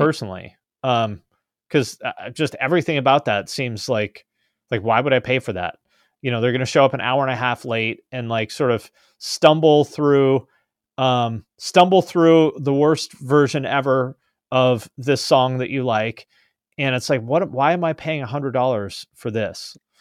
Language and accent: English; West Coast, United States; also born or lived in Columbus, Ohio; I was born on the West Coast, I grew up here